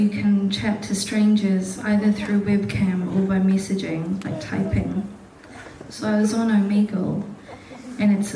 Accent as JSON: {"language": "English", "country": "New Zealand", "also_born_or_lived": "United Kingdom", "moved": "as an adult", "said": "I'm mixed race, but I'm also a New Zealander, but I come from families which are very protective about their daughters."}